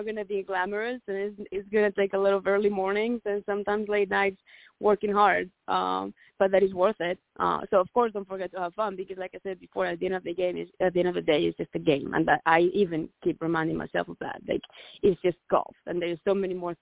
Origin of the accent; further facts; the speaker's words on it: Santiago de Compostela, Galicia, Spain; moved away as an adult; now in United States; my home country of Spain